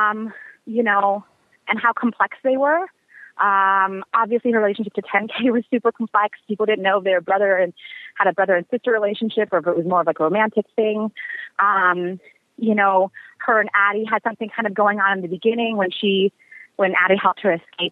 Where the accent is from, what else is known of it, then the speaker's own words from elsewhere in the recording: Seattle, Washington, United States; now in Los Angeles, United States; we both live in LA and we're both from Seattle